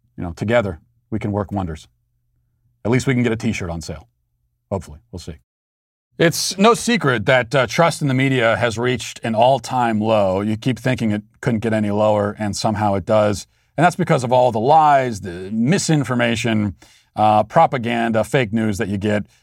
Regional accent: Baltimore, Maryland, United States; accent: Baltimore; my Baltimore accent

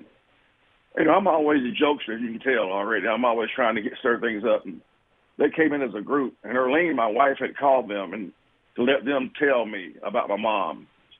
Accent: Lumberton, United States; moved away; so they wouldn't get us mixed up. You go to Lumberton, to my hometown gym, and ask for Ruffin, you get my dad. You got to ask for … to get me, right?

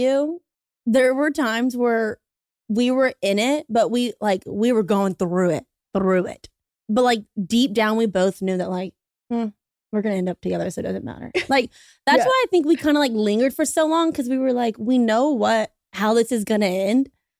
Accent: Baton Rouge, Louisiana, United States; We are both from Baton Rouge, Louisiana.

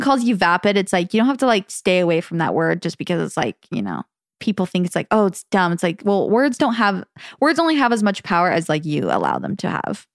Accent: the Valley, Arizona, United States; accent: Valley Girl; we grew up in the valley

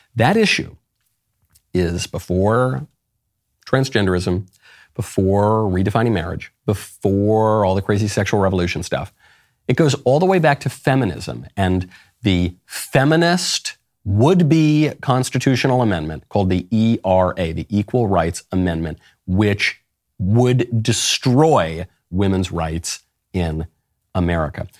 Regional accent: New York City, New York, United States; moved away; I'm a New Yorker by upbringing

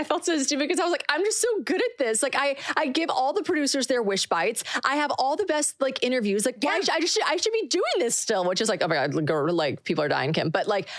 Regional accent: South Carolina, United States; moved away as an adult; now in Nashville, United States; Born and raised in South Carolina.

